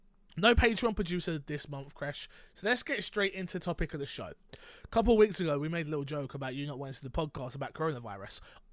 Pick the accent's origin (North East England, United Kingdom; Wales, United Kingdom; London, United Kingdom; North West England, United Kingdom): London, United Kingdom; Again, I'm from London. I'm from quite a Grammy area. You hear the sirens go on all the time.